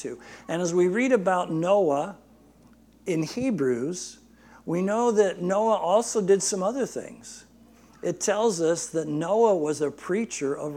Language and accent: English; Barstow, California, United States; my pastor growing up in Barstow